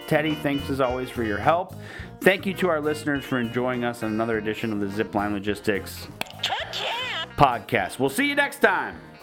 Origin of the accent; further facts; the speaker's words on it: Michigan, United States; I'm from Michigan